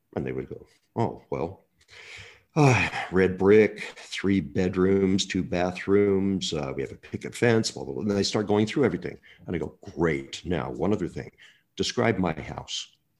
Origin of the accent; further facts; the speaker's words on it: Murray, Utah, United States; I'm a little boy from Murray, Utah